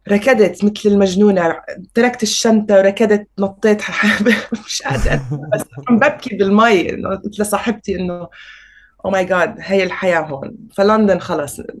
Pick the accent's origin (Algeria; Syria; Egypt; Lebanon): Syria; also born or lived in Senegal; الشام مش حلوه وسوريا مش حلوه بتجنن انا انولدت وعشت وبحبها واهلي يعني هربوا على الشام بس انا دمي فلسطيني